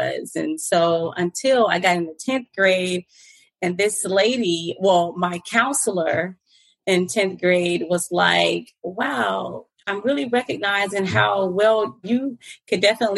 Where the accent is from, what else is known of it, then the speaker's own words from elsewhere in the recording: Fort Lauderdale, Florida, United States; moved away as an adult; now in Atlanta, United States; I was born and raised in the Fort Lauderdale Beach, Broward County area